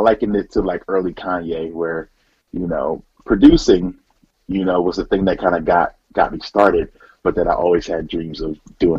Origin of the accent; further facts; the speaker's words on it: Philadelphia, Pennsylvania, United States; Well, I loved Philly. I think just being in a place that was so culturally, you know, blossoming and colorful, it was really dope.